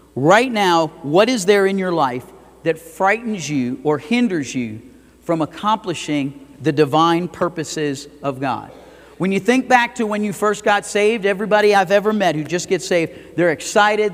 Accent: Fort Lauderdale, Florida, United States; now in Idaho Falls, United States; I grew up in Fort Lauderdale.

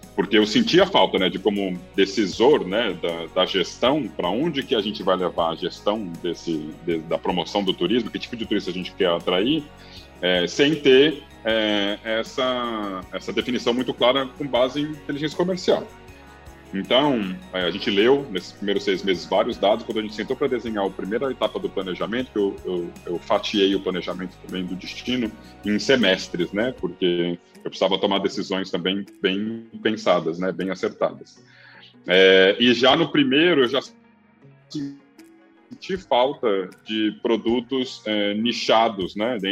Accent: Brasília, Federal District, Brazil; moved away; also born or lived in Rio de Janeiro / Florianópolis / Amazon / Northeast Brazil; eu sou nascido e criado em Brasília

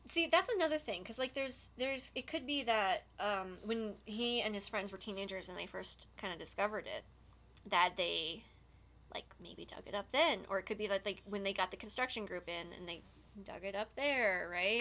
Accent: Nova Scotia, Canada; I'm from Nova Scotia

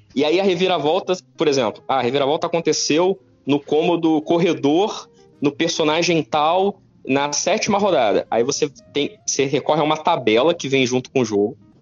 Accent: Petrópolis, Rio de Janeiro, Brazil; eu cresci em Petrópolis, Petrópolis tem uma tradição forte de xadrez

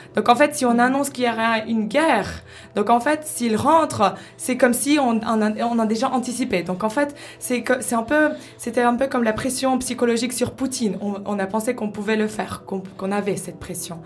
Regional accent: Ukraine; moved away; je viens de l'Ukraine

